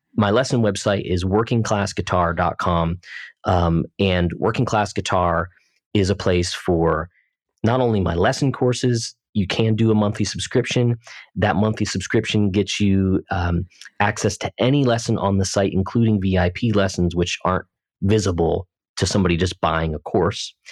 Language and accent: English; United States; also born or lived in Pennsylvania; I'm from New Jersey in Pennsylvania